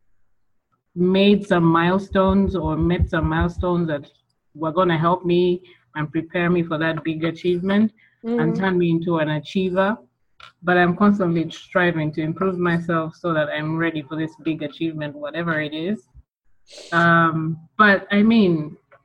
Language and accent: English; Kampala, Central Region, Uganda; I'm from Uganda, Kampala, born and raised. I've lived there all my life